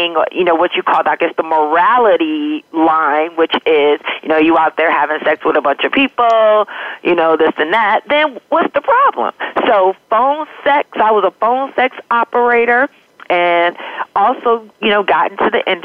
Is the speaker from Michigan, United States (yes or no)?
yes; Detroit, Michigan, United States; I was born and raised in Detroit, Michigan